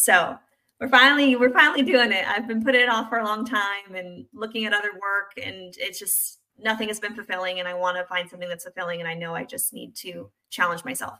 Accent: California, United States; now in South Carolina, United States; I live in South Carolina. I am from California originally.

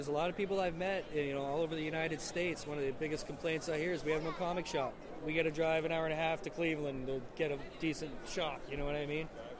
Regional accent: Canada; I don't think it hurts that we're Canadian.

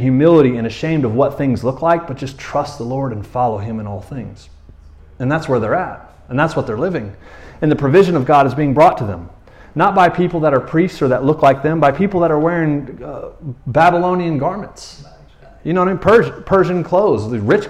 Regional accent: Florida, United States; now in Tyler, United States; I'm from Florida, and where there's gators everywhere.

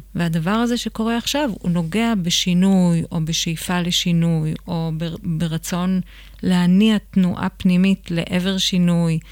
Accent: Israel; גדלתי בקיבוץ

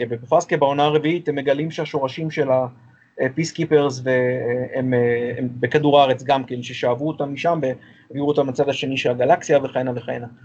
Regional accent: Israel; אנחנו ישראלים.

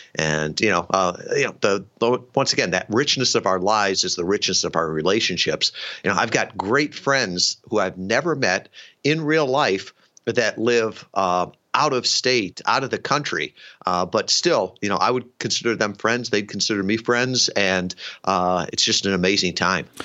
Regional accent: suburban Chicago, Illinois, United States; moved away as an adult; grew up in uh, suburban uh, Chicago

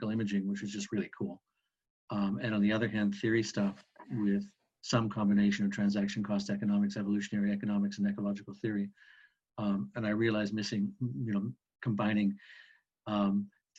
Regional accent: West Kootenays, British Columbia, Canada; moved away as an adult; I grew up in an area of British Columbia called the West Kootenays.

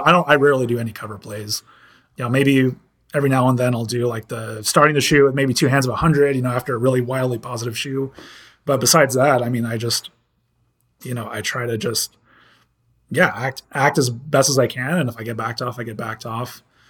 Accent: California, United States; and I'm from California, you know, I'm from a part where it's really, you know, that's tech is like a really big thing over there.

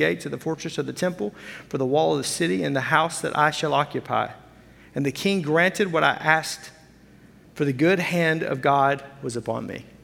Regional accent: Fort Smith, Arkansas, United States; now in Wisconsin, United States; I grew up in Fort Smith, Arkansas, the town about the size of Appleton

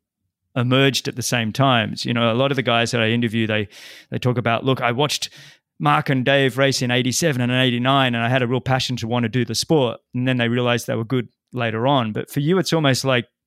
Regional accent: Australia; moved away; growing up in Australia, and there was a number of us that came out of Australia

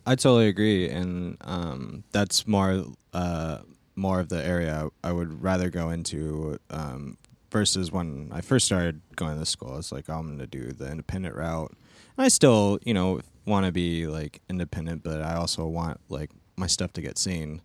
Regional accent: Stockton, California, United States; moved away; I'm originally from Stockton, California

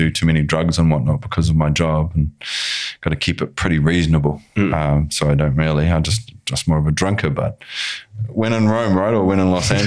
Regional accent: New Zealand; From New Zealand.

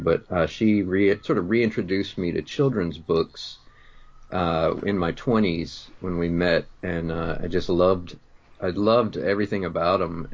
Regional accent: Greenville, South Carolina, United States; also born or lived in Chicago suburbs, Illinois; now in Chicago, United States; I grew up in South Carolina, a town called Greenville, and now we live in the suburbs of Chicago

